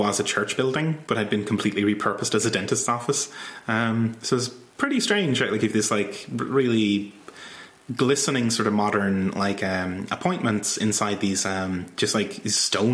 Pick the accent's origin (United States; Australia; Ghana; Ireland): Ireland; I'm from Ireland